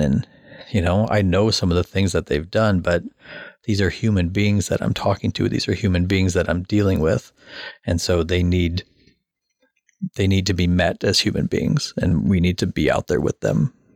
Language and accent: English; Omaha, Nebraska, United States; I grew up in South Omaha and I grew up fighting people every day